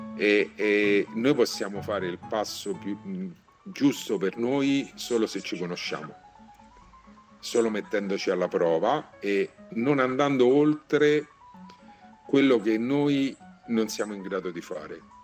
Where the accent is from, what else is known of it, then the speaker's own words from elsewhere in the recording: Rome, Lazio, Italy; per me che sono romano e vivo a Roma